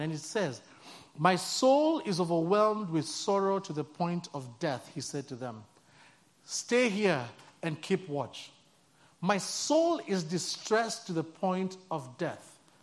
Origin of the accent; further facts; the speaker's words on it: Nairobi, Kenya; moved away as an adult; I'm from born and raised in Nairobi, Kenya